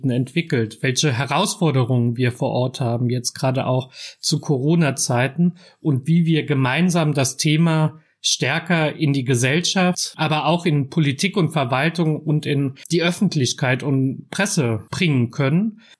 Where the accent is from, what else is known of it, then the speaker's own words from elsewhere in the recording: Trier, Rhineland-Palatinate, Germany; ich bin 35 Jahre alt, ich bin in Trier geboren und aufgewachsen